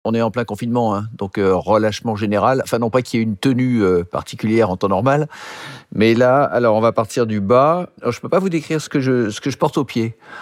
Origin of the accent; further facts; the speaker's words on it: Neuilly-sur-Seine, Île-de-France, France; also born or lived in Boulogne-Billancourt; J'ai grandi à Neuilly-sur-Seine. Je suis né à, je suis né à Boulogne-Billancourt, mais j'ai grandi euh, dans une petite rue de Neuilly